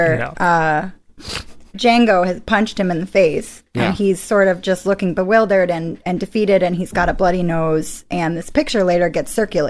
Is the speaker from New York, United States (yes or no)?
yes; New York, United States; I was growing up in New York.